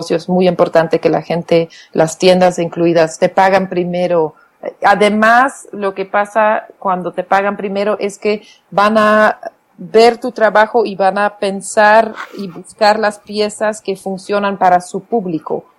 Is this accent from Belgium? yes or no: yes; Flanders, Belgium; first language Flemish; Spanish is a second language; now in Oaxaca, Mexico; mi idioma natal es el flamenco